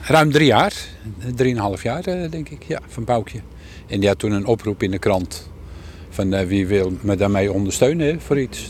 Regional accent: Randstad, Netherlands; moved away as an adult; now in Harlingen, Netherlands; Ik kom uit de Randstad

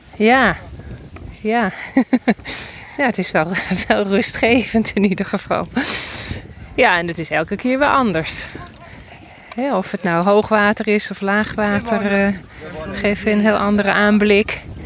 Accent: Spaarndam, North Holland, Netherlands; Uit uh, Spaarndam, Noord-Holland

